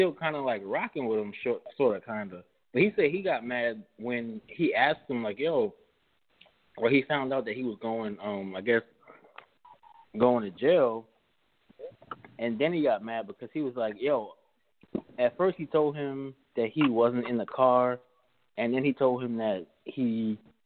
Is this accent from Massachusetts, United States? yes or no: no; New York City, New York, United States; I'm from New Brighton and Staten Island